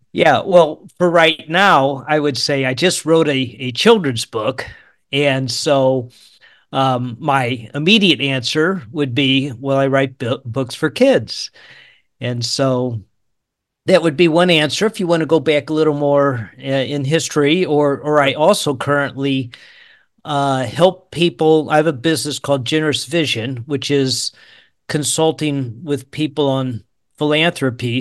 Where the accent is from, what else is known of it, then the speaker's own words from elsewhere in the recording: St. Louis, Missouri, United States; moved away as an adult; also born or lived in Georgia / Tulsa, Oklahoma / Lawrence, Kansas; now in Kansas, United States; I was born in Georgia, uh, 'cause my dad was in the military, but I grew up in the Saint Louis area